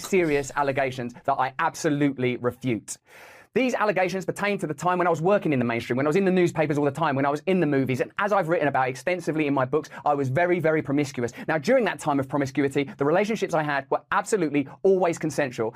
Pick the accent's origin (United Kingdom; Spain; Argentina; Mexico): United Kingdom; England; I'm English